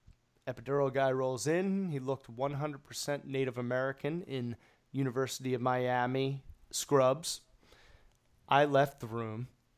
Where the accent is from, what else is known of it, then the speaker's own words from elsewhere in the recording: Jamaica; Well, I'm Jamaican.